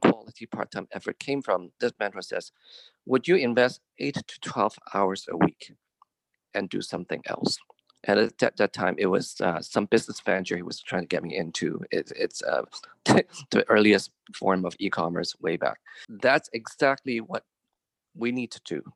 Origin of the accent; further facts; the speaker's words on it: Sherwood Park, Alberta, Canada; I'm from Sherwood Park, which is a suburb, little hamlet actually outside of Edmonton